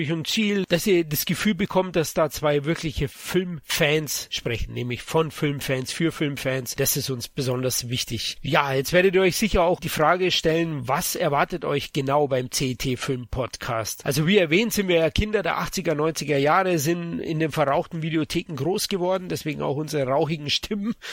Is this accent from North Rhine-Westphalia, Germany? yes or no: no; Munich, Bavaria, Germany; ich bin Münchner, komme aus Bayern Bayern. Vielleicht hört ihr das an meinem leichten Akzent, dass ich aus dem Süden Deutschlands komme.